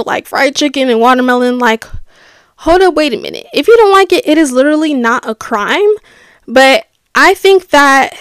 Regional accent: United States; growing up in America

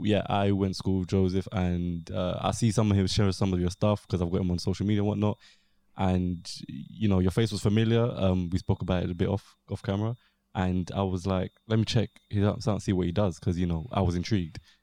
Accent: London, United Kingdom; South East London

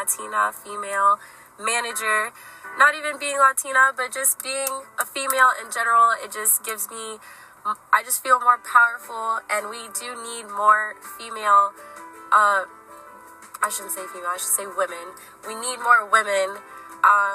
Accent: Brandon, Florida, United States; I grew up in Brandon my whole life, pretty much.

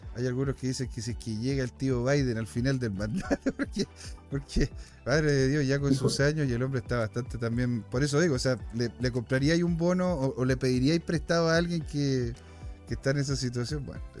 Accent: Chile; somos chilenos, eh, somos latinos

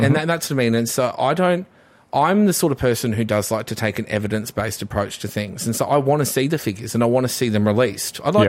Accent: Redbank Plains, Queensland, Australia; Redbank Plains feels like I'm from Redbank Plains, and we feel like we don't get anything.

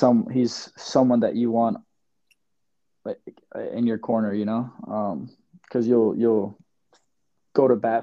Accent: New York, United States; I'm a New Yorker

